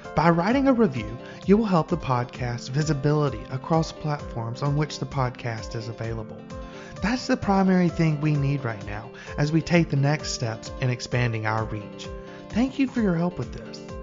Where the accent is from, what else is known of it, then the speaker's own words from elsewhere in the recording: Alabama, United States; I'm from Alabama